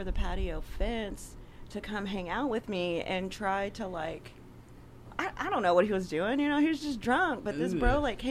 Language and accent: English; Greenbrier, Arkansas, United States; I grew up in Greenbrier and I had pretty strict parents